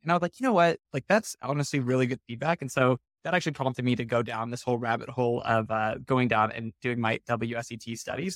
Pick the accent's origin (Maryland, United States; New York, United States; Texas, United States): Texas, United States; Houston; I grew up in Houston in the suburb called Clear Lake